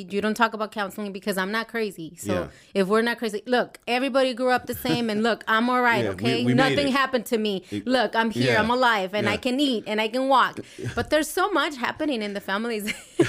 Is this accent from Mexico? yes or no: yes; Mexico; And I think I grew up in Mexico, and it wasn't a very fun family.